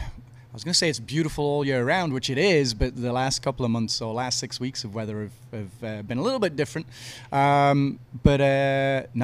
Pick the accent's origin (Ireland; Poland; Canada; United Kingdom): United Kingdom; moved away as an adult; also born or lived in Australia; now in Galveston, United States; Originally from the UK